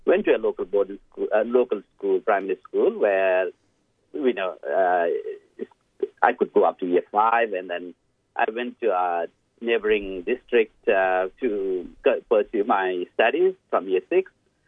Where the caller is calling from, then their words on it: Blacktown, New South Wales, Australia; I'm dialing from Fairwater in Blacktown in Western Sydney